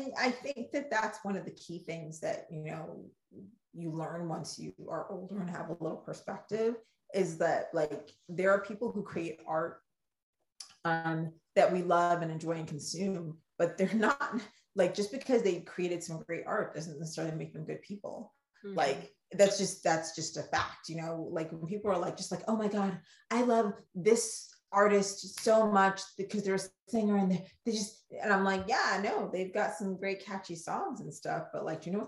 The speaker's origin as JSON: {"language": "English", "country": "Ghana", "accent": "Ghanaian", "said": "I get my Ghanaian accent quick"}